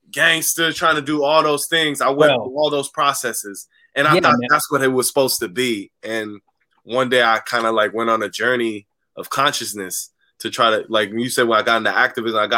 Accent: San Francisco, California, United States; growing up in the city in the concrete jungle

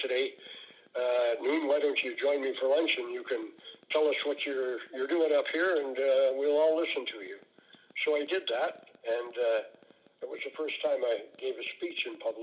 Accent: North Battleford, Saskatchewan, Canada; In Saskatchewan, I'm from North Battleford

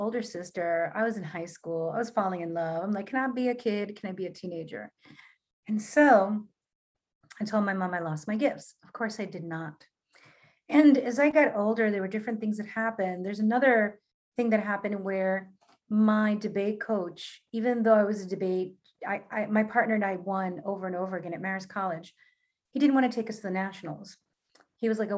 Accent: New York City, New York, United States; I'm a Latina from Queens.

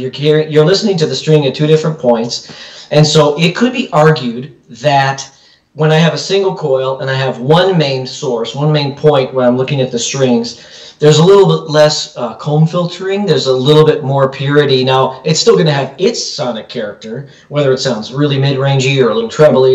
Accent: Chicago, Illinois, United States; moved away as an adult; now in California, United States; I'm from the Chicagoland area.

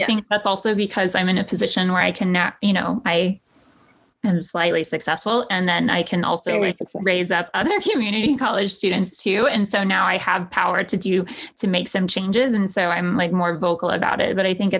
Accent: Texas, United States; moved away as an adult; And then I transferred to somewhere in New York where everyone made fun of my accent, you know. And it was a big culture shock to me, too

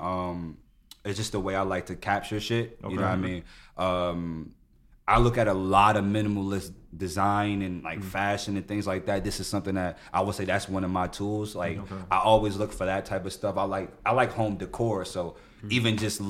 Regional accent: Newark, New Jersey, United States; I was born and raised in some of the harshest hoods in that city

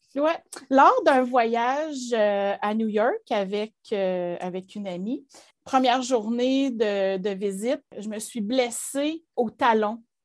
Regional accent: Gatineau, Quebec, Canada; also born or lived in Ottawa; je suis née à Ottawa, mais on est déménagé ici à Gatineau. J'avais neuf mois

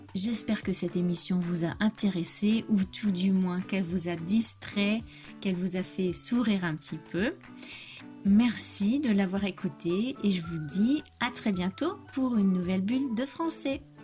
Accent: France; je suis française

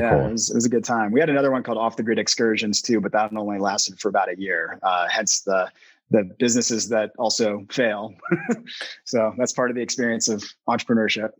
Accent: Spokane, Washington, United States; moved away as an adult; also born or lived in Boston / Italy; now in Boulder, United States; I'm originally from Washington State, where I grew up kind of in the outdoors out there

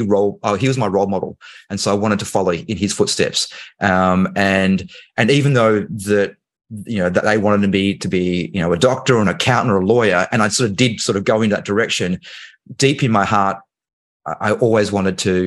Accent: Australia; accent: Australian; also born or lived in Hong Kong; I obviously live in Australia. That's why I have this accent. However, I was born in Hong Kong. And so when I was 3, my parents, my dad had an opportunity to work overseas. And so he came to Australia.

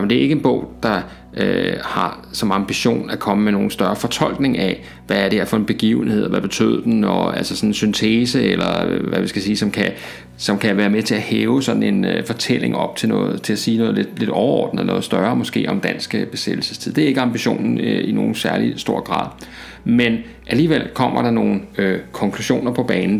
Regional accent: Denmark

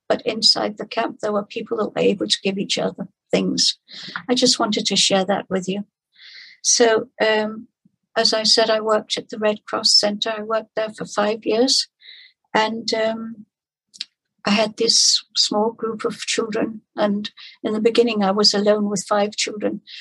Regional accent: Denmark; I'm from Denmark and I worked in the refugee camp in uh, Copenhagen

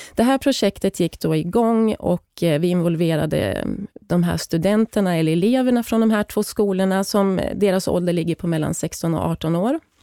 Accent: Hälsingland, Gävleborg County, Sweden; moved away as an adult; now in South Africa; Jag är född och uppvuxen i Hälsingland

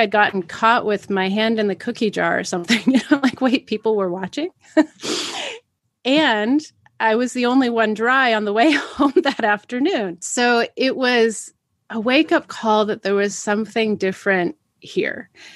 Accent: Pacific Northwest, United States; growing up in the Pacific Northwest, especially in the 80s

